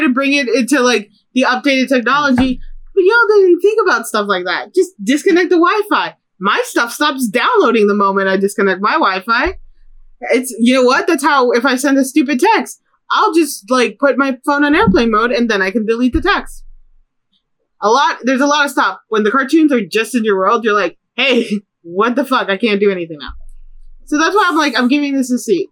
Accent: Chicago, Illinois, United States; growing up in Chicago

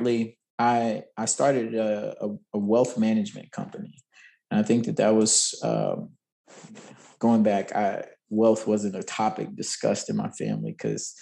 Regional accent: Nashville, Tennessee, United States; I grew up in Nashville. I'm born and bred here, and this is hometown

